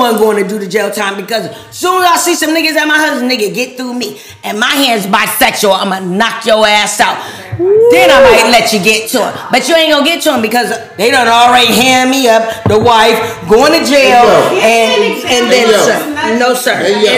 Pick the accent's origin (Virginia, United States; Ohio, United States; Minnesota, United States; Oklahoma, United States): Ohio, United States; I'm from Ohio.